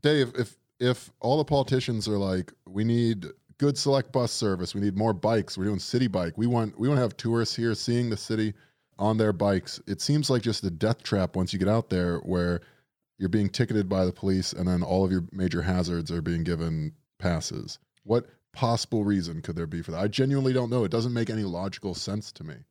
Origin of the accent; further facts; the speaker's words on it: Florida, United States; now in New York, United States; we're from Florida